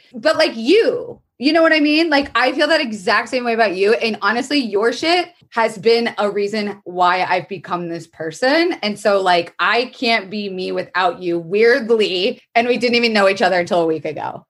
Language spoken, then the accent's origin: English; Florida, United States; born or raised there; moved away